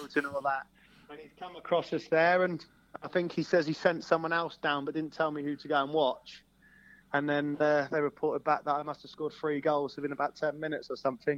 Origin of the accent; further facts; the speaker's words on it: Hungerford, South East England, United Kingdom; moved away as an adult; I'm from Hungerford.